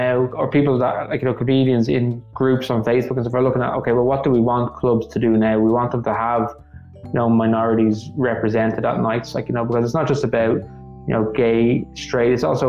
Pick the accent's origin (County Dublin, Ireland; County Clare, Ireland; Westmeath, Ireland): County Dublin, Ireland; Dublin; I could show them Knockline